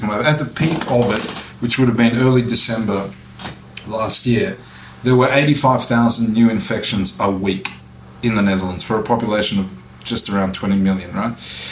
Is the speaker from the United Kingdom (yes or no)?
no; Australia; moved away as an adult; I'm Australian born and bred